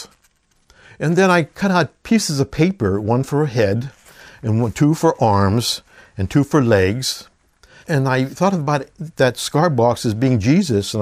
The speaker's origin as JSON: {"language": "English", "town": "Duquesne", "region": "Pennsylvania", "country": "United States", "tie": "born or raised there", "said": "I was born in Duquesne, Pennsylvania, a suburb of Pittsburgh, about 45 minutes drive from Pittsburgh down the Monongahela River"}